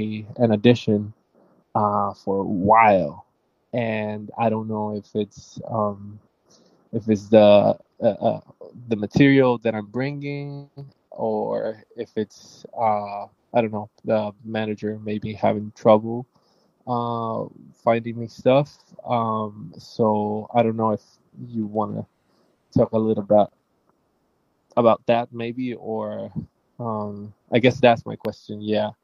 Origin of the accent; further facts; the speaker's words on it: Puerto Rico; I'm an actor from Puerto Rico.